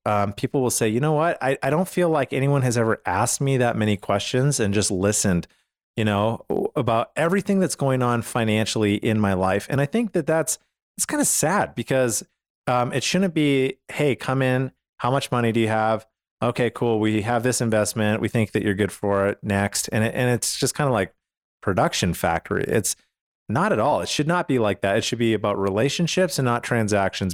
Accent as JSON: {"language": "English", "country": "Canada", "moved": "yes", "lives_now": "United States", "said": "I come from Canada"}